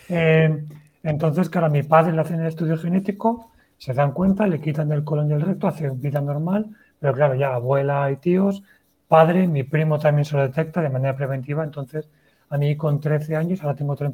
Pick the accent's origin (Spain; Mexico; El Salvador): Spain; Valencia, Valencian Community; tengo 36 años y vengo desde Valencia.